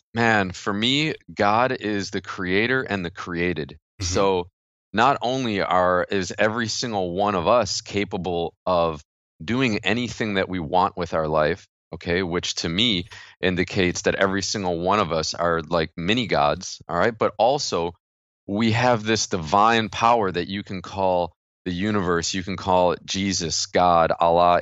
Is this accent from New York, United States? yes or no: yes; New York, United States; I'm from New York